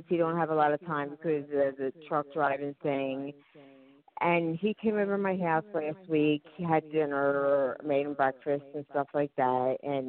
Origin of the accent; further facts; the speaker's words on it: Pennsylvania, United States; I'm from Pennsylvania.